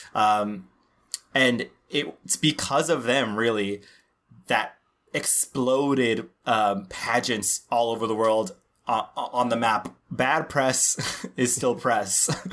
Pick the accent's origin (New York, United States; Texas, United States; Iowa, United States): Texas, United States; Laredo; born or raised there